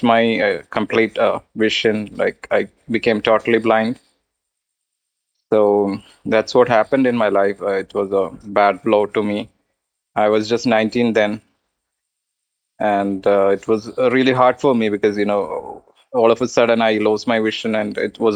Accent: Kerala, India; that's my hometown, my birthplace

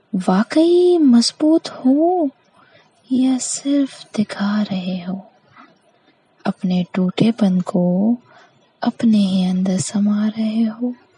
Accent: Madhya Pradesh, India; मैं मध्य प्रदेश की निवासी हूँ

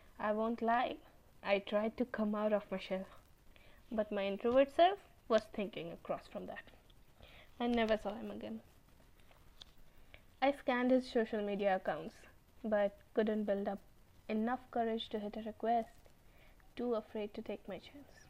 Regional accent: Bihar, India; from Bihar

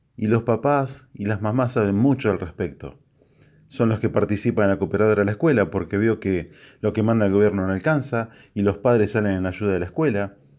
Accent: Argentina; como todo argentino

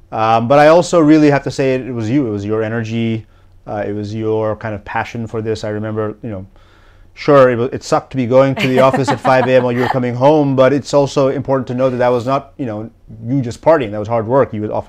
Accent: London, United Kingdom; born there; also born or lived in Africa / Europe / Middle East / North America; Yeah, so family's from Bangladesh, mm-hmm. But because my dad was working abroad, I was born in London, and then we lived in Africa, Europe, the Middle East, North America.

